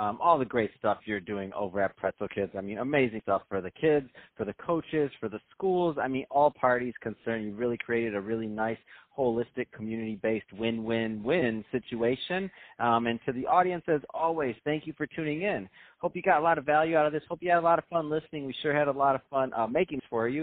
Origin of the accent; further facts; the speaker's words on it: Michigan, United States; I'm from Michigan